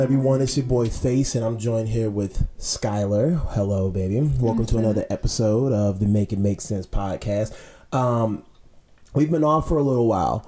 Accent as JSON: {"language": "English", "town": "Pittsburgh", "region": "Pennsylvania", "country": "United States", "tie": "born or raised there", "also_born_or_lived": "Hampton, Virginia", "said": "I was born in Hampton. Um, lived there when I was a little kid. Then I moved to Virginia, uh, Pittsburgh. Excuse me, when I was like eleven"}